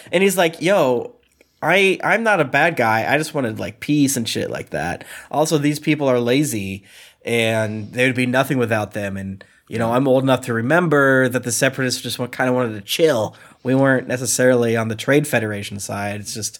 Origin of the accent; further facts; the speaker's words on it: Florida, United States; I'm from Florida.